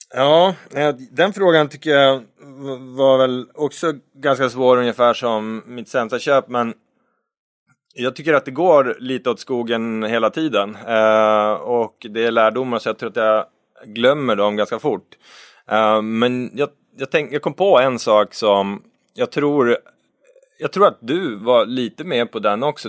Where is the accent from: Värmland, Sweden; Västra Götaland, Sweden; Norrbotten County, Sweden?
Norrbotten County, Sweden; moved away; Jag är ju uppvuxen i Norrbotten